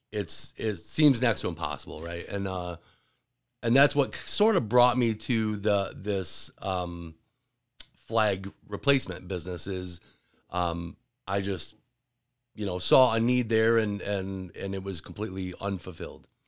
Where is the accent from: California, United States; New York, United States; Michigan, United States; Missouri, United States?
Michigan, United States; Williamston; also born or lived in Gaylord, Michigan / north of Detroit, Michigan; I grew up in Williamston.